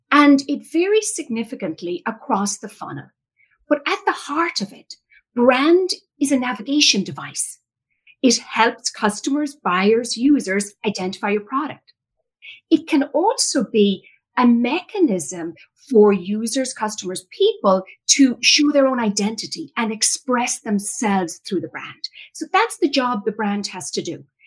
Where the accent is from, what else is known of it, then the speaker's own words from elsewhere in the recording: Ireland; moved away as an adult; now in United States; I was born and raised in Ireland, came to the United States after college